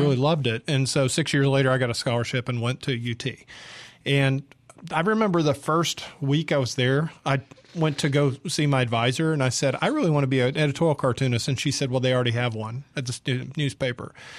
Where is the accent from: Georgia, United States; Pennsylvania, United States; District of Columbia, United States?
Georgia, United States; Atlanta; moved away as an adult; also born or lived in San Diego, California / Houston, Texas; now in Jackson, Mississippi, United States; I grew up in Georgia in the seventies